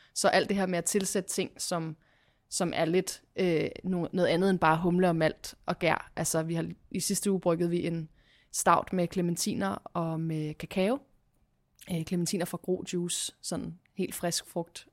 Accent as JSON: {"language": "Danish", "town": "Copenhagen", "region": "Capital Region of Denmark", "country": "Denmark", "tie": "born or raised there", "moved": "as an adult", "lives_now": "Hvidovre, Denmark", "said": "Jeg er fra øh, Christianshavn, hvor, min, hvor jeg er opvokset med min mor og far min lille søster"}